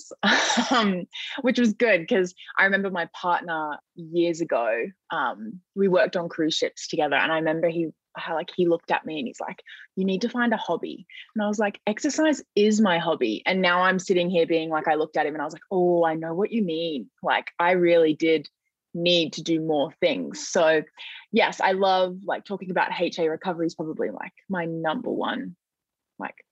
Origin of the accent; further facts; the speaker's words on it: Australia; I'm an Australian university student